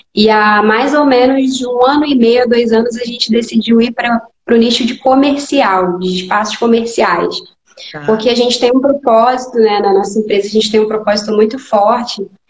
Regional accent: Rio de Janeiro, Brazil; hoje eu sou do Rio, né? Sou do Rio de Janeiro

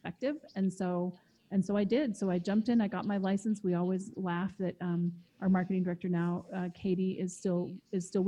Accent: Eastern Washington, United States; I grew up in Eastern Washington, which also borders Osoyoos.

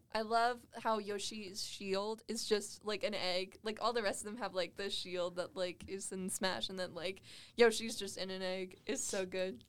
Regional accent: Las Vegas, Nevada, United States; now in Cedar City, United States; I grew up in Vegas

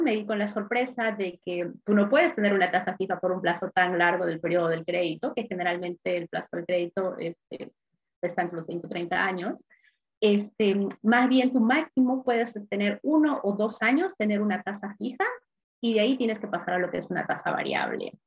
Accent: Peru; moved away as an adult; now in Sydney, Australia; soy de Perú originalmente

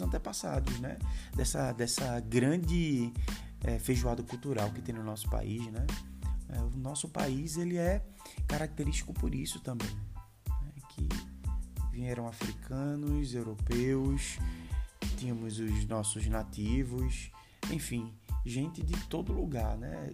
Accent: Recife, Pernambuco, Brazil; sou recifense. Recifense é muito bairrista

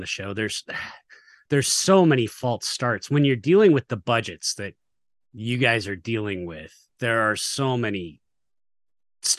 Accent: United States; I'm American

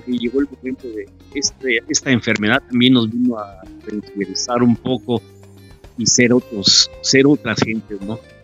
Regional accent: Quetzaltenango, Guatemala; now in Mexico; yo soy de Guatemala, ¿de dónde? De Shela

